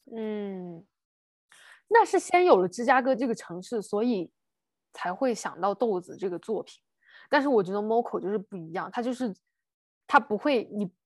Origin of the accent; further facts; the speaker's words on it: China; 我们中国人如此地乐观啊